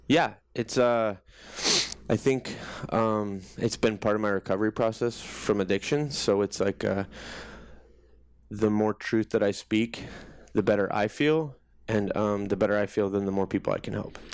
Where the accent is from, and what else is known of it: Johnston, Iowa, United States; born or raised there